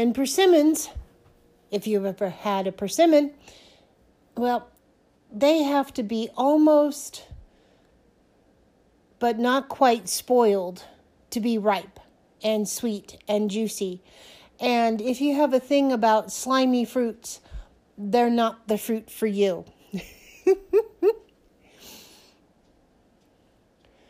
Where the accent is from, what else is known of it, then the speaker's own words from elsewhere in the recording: San Francisco Bay Area, California, United States; moved away as an adult; also born or lived in Oregon; now in Montrose, United States; I was born in the California Bay Area, San Francisco Bay Area